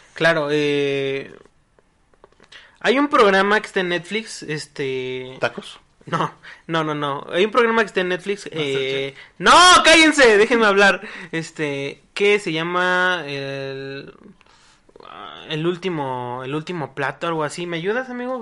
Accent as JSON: {"language": "Spanish", "country": "Mexico", "said": "a mí como mexicano"}